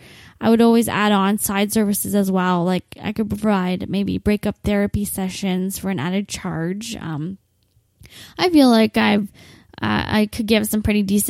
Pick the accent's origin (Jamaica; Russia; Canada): Canada; Windsor, Ontario; I'll only be based here in my hometown of Windsor